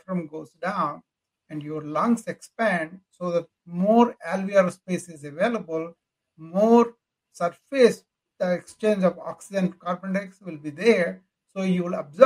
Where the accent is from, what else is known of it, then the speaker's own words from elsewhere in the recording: India; moved away as an adult; now in United States; Well, I came from India.